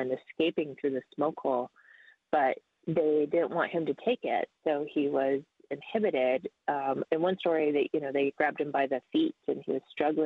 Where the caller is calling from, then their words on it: Anchorage, Alaska, United States; I'm calling in from Denaina Eshnena, so the traditional Denaina lands in Anchorage, Alaska